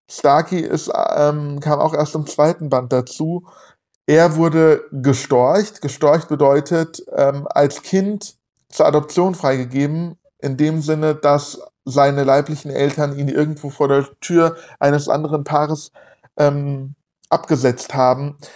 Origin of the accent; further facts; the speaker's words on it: Hesse, Germany; Ich wohne hier in, in der Nähe von Frankfurt und ich äh, spreche kein Hessisch. Ich spreche Hochdeutsch, ich kann kein Hessisch, bin aber hier geboren und aufgewachsen.